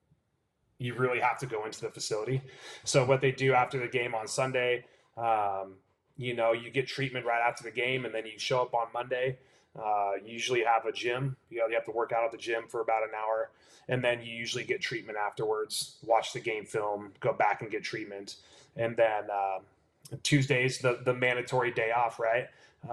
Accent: California, United States; I'm born and raised in California

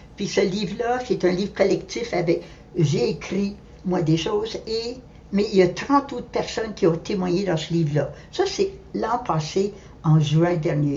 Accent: Ottawa, Ontario, Canada; moved away as an adult; also born or lived in Montreal; je suis née à Ottawa

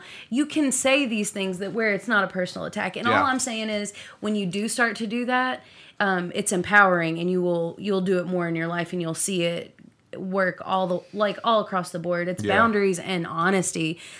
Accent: Owensboro, Kentucky, United States; moved away as an adult; also born or lived in Bowling Green, Kentucky / Louisville, Kentucky / Nashville, Tennessee; I avoided moving back to Owensboro for 15 years. I moved to Bowling Green. I lived here most. I've moved here twice now. Mm-hmm. And then I lived in Louisville and Nashville. And I just was like, I'll never move back to my hometown.

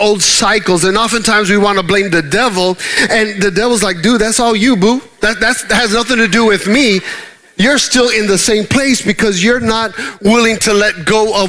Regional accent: Dallas, Texas, United States; moved away; we're from the Dallas area and we travel 45 minutes to get anywhere.

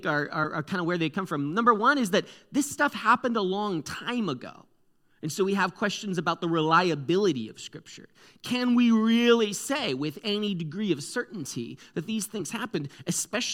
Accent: Connecticut, United States; I'm from the East Coast, guys. You should have known. I'm from Connecticut.

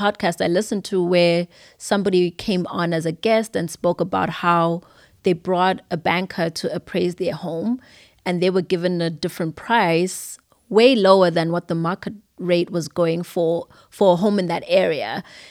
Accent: Zimbabwe; now in United States; It's been a while, but I grew up in Zimbabwe. Everything about me is Zimbabwean. I was born in America, so I have birthright citizenship

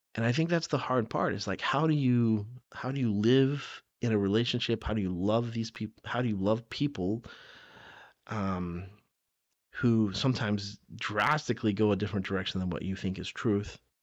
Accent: the South, United States; I grew up in the South

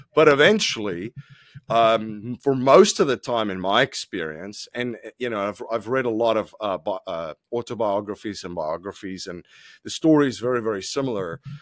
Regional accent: South Africa; moved away; I'm originally from South Africa. I, uh, grew up in South Africa

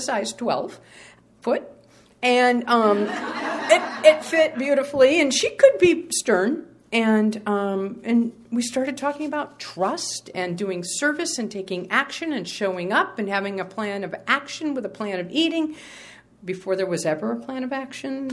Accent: New England, United States; now in Sacramento, United States; I'm from New England

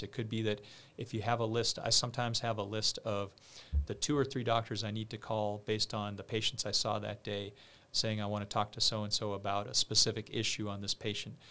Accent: outside of Boston, Massachusetts, United States; I grew up outside of Boston

